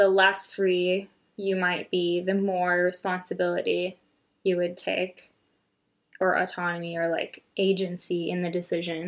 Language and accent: English; United States; as an American, and obviously I've never lived any experience other than being an American